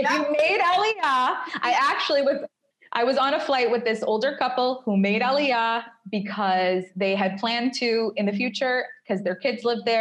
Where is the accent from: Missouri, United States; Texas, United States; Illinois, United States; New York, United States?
New York, United States; now in Tel Aviv, Israel; when I'm walking around Tel Aviv, or if I go on a date with someone from Tel Aviv and they say, Where are you from? and I say New York, they get personally angry